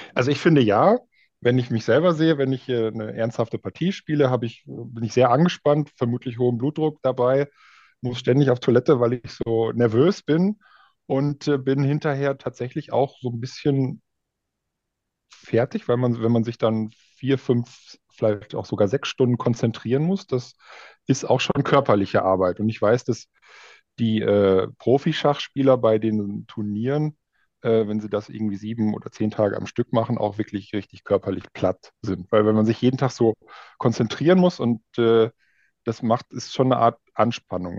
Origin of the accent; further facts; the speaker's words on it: Münsterland, North Rhine-Westphalia, Germany; moved away as an adult; now in Berlin, Germany; aus Münsterland, da wo ich herkomme.